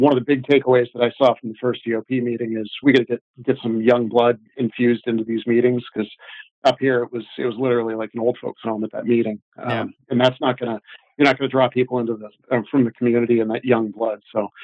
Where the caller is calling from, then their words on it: New Hampshire, United States; New Hampshire. I'm actually still current law enforcement.